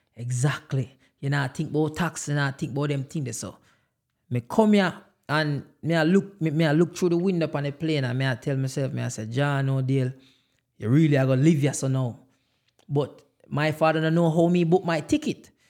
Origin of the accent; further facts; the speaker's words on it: Jamaica; now in United States; I am Jamaican.